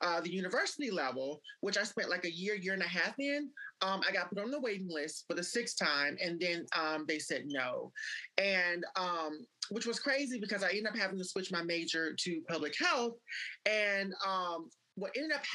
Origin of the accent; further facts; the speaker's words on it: Mississippi, United States; I was born and raised in Mississippi